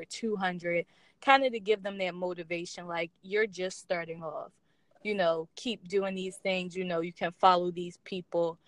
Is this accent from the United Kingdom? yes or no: no; Philadelphia, Pennsylvania, United States; I'm from Philadelphia, so I'm from a big city